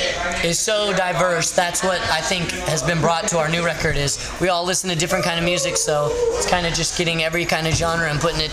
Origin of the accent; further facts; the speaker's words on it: Las Vegas, Nevada, United States; All of us are pretty much born and raised in Las Vegas